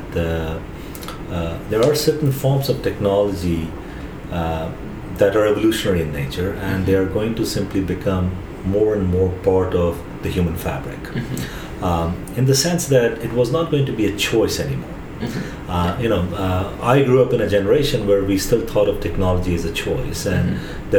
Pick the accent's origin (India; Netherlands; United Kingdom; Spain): India; Growing up in India, we did not have voicemails